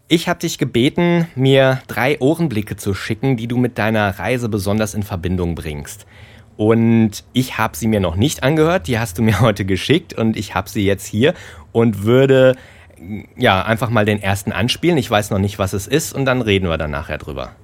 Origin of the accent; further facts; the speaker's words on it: Germany; ich komme aus Deutschland